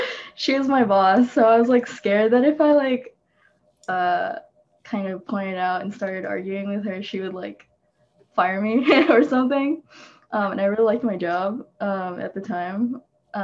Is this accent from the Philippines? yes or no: yes; Philippines; I just wanted to donate to them too, because that's my home country. And it's a little bit harder to find reputable funds to donate to for the Philippines